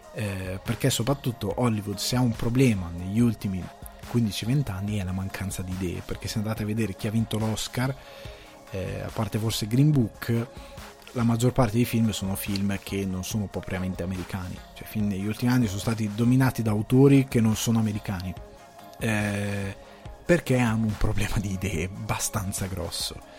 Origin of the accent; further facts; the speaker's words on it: Cremasco, Lombardy, Italy; sono cresciuto nel Cremasco, andavo a scuola eh, all'università ne, mm, a Crema, all'università scusate, alle scuole superiori a Crema